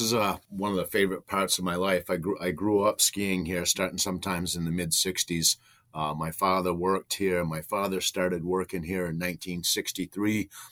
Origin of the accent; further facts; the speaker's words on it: Rangeley, Maine, United States; Rangely was a really small town as a kid